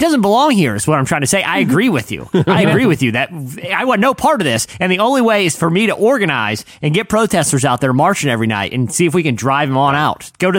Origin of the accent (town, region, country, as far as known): Virginia Beach, Virginia, United States; born or raised there